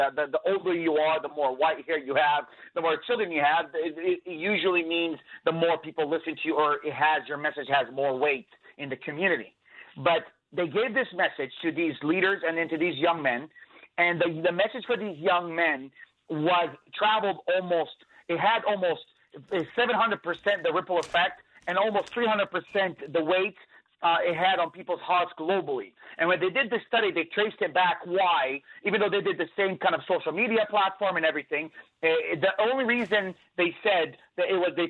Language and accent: English; Jerusalem, Jerusalem District, Israel; born there; I am an Arab. I'm also an Israeli because I have an Israeli residency. I was born in Jerusalem.